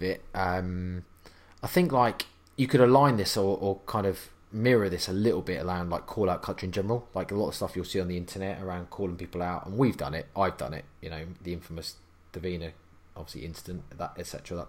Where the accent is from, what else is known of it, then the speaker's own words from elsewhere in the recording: United Kingdom; I'm British